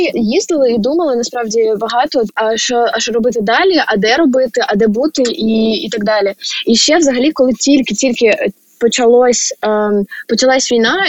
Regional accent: Chernihiv, Chernihiv Oblast, Ukraine; я з Чернігова

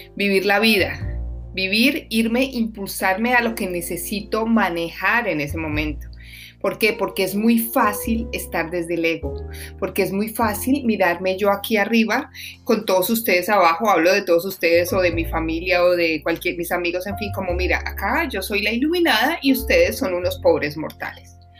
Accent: Colombia; moved away; mi país que se llama Colombia

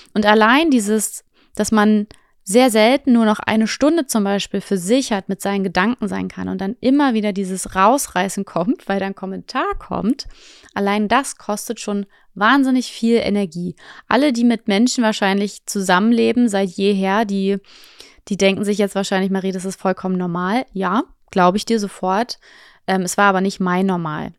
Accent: Potsdam, Brandenburg, Germany; moved away; also born or lived in Fuerteventura; meine Heimatstadt ist Potsdam

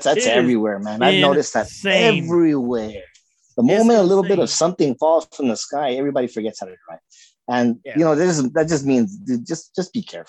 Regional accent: Los Angeles, California, United States; also born or lived in high desert, California; I'm born and raised in Los Angeles, dude. So I didn't get to see snow until I was, you know, I was an adult.

